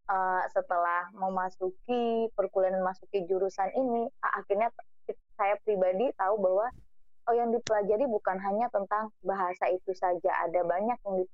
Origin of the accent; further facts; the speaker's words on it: Padusunan, West Sumatra, Indonesia; born there; Nah, saya sendiri juga lahir di Padusunan dan bagi saya pribadi bahasa Inggris itu adalah ibaratnya jangankan bahasa Inggris, bahasa Minangnya aja masih banyak yang belum diketahui